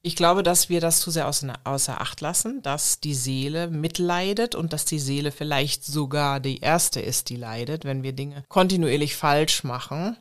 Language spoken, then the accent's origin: German; Germany; moved away as an adult; Deutschland ist meine Heimat